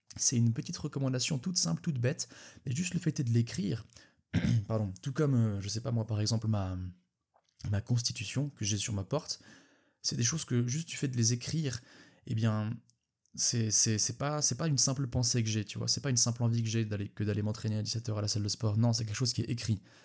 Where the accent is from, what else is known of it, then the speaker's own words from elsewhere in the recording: Switzerland; je suis suisse